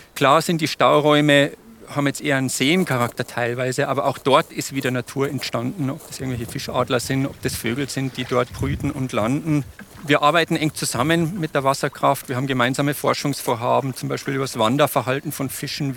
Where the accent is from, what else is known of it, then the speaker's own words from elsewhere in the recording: Bavaria, Germany; bei uns in Bayern